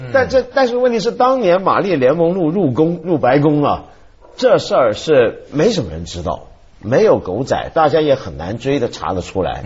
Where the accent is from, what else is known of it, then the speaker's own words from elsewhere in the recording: Hong Kong; 我们香港人